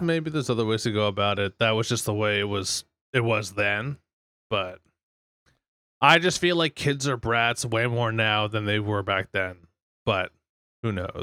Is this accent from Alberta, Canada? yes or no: yes; Fort McMurray, Alberta, Canada; now in Miami, United States; that's where I grew up